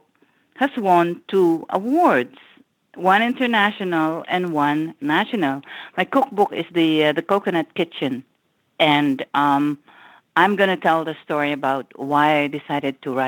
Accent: Philippines; moved away as an adult; now in United States; I grew up in the Philippines and I moved to the U.S. when I was 29

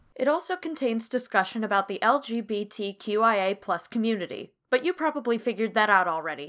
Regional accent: California, United States; And that's because I'm from California.

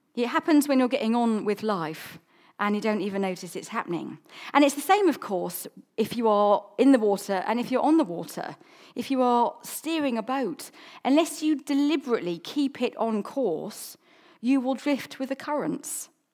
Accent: South Coast, England, United Kingdom; also born or lived in London; now in Chichester, United Kingdom; I grew up on the South Coast

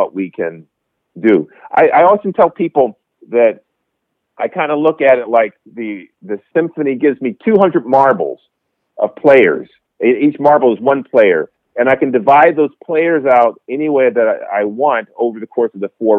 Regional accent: Greensboro, North Carolina, United States; I grew up in Greensboro, North Carolina.

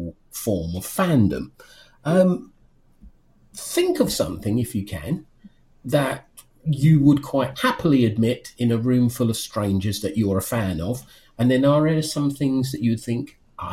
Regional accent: United Kingdom; I'm a man who's nearly 51. I'm British.

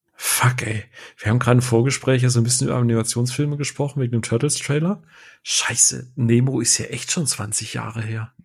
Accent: Karlsruhe, Baden-Württemberg, Germany; als gebürtiger Karlsruhe

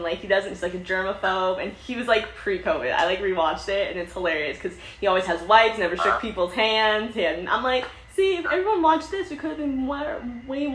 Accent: Los Angeles, California, United States; I grew up in Palo Alto States

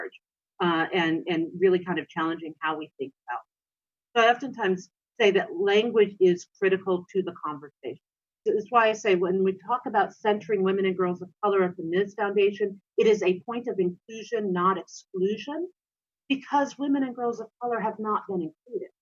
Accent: North Dakota, United States; I was raised in North Dakota

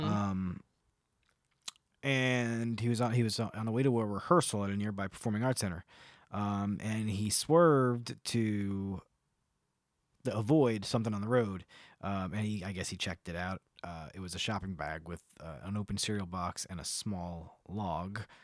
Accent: New Jersey, United States; I'm from New Jersey.

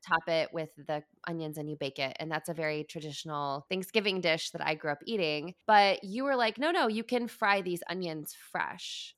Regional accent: Midwest, United States; moved away as an adult; I grew up in the Midwest

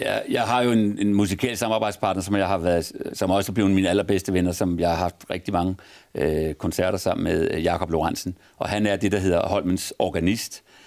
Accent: Copenhagen, Capital Region of Denmark, Denmark; min far var menighedsrådsformand i en kirke på Vesterbro, hvor jeg, hvor vi, hvor jeg voksede op

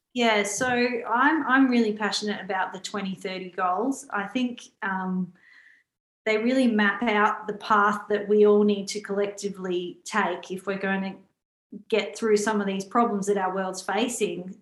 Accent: Australia; I was born in Australia

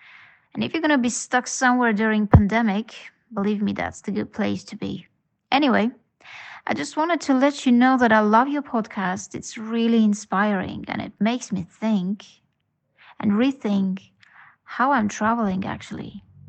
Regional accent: Estonia; moved away as an adult; now in Bali, Indonesia; calling you from Bali. I'm not from Bali, as you can hear it from my accent. I'm actually from Estonia.

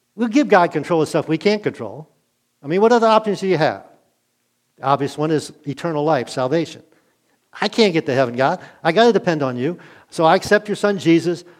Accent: Glen Burnie, Maryland, United States; also born or lived in Middletown, Maryland / Wake Forest, North Carolina; I grew up in Glen Burnie

